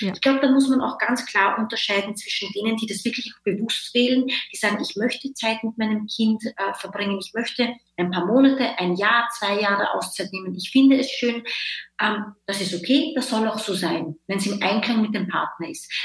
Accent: Linz, Upper Austria, Austria; moved away as an adult; also born or lived in Vienna, Austria; now in Berlin, Germany; Ich komme aus Österreich, äh, ich, ich komme ursprünglich aus Linz, eine mittelgroße Stadt und habe aber in Wien gelebt.

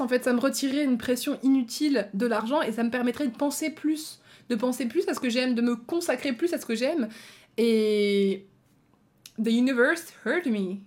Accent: Belgium; Je suis même pas française, je suis belge

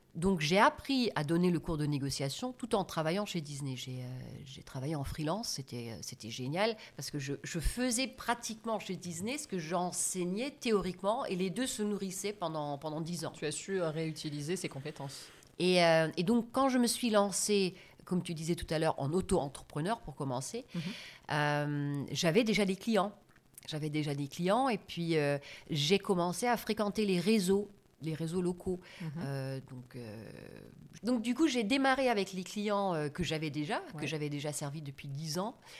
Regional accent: Germany; French is a second language; moved away as an adult; also born or lived in United States / France / Italy; je suis née en Allemagne, dans une famille euh, d'origine agriculteur, vignerons. Mhm. Mes parents, euh, eux, avaient une concession Fiat. Et euh, euh, j'ai grandi, en fait, entre guillemets, bêtement en Allemagne

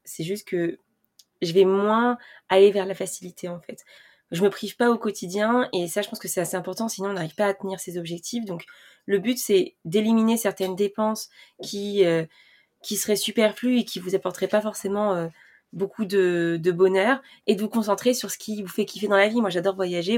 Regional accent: France; pour nous les Français

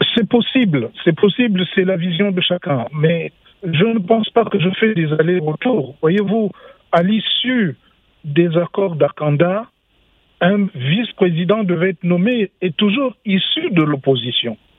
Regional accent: Gabon; je suis gabonais, j'ai été faire des études payées par le Gabon pour que je travaille pour mon pays

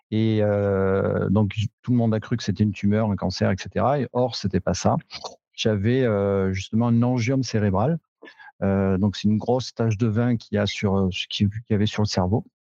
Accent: Cantal, Auvergne-Rhône-Alpes, France; chez nous, dans le Cantal

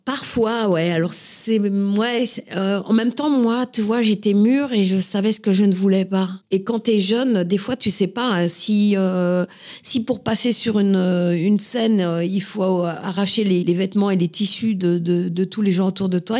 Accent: Paris, Île-de-France, France; j'ai grandi à Paris. Je suis vraiment une titi parisienne, euh, montmartroise

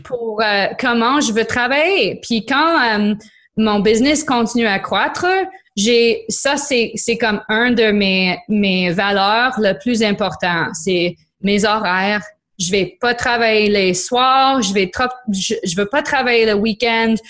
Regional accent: Niagara, Ontario, Canada; French is a second language; also born or lived in Quebec; now in Ontario, Canada; je suis grandie en Niagara

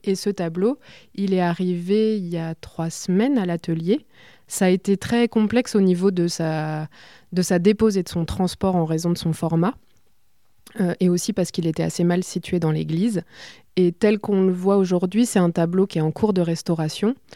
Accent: Bourges, Centre-Val de Loire, France; quand on a grandi à Bourges

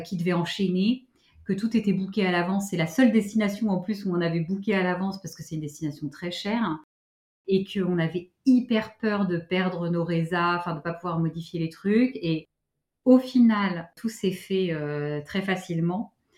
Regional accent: Paris, Île-de-France, France

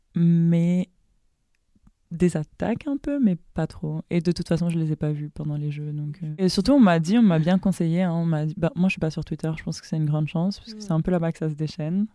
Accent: Dakar, Senegal; moved away as an adult; now in France; je suis moi aussi née à Dakar, donc en 99. et j'ai grandi à Dakar

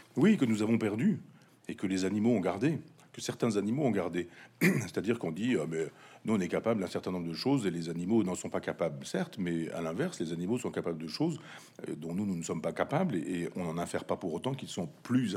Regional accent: Chambois, Normandy, France; dans mon village natal, Chambois, 500 habitants

